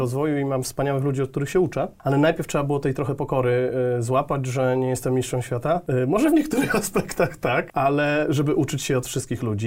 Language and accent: Polish; a small town near Jelenia Góra, Lower Silesian Voivodeship, Poland; also born or lived in Wrocław / Germany; ja pochodzę z Jeleniej Góry, z mhm. małej miejscowości pod Jelenią Górą właściwie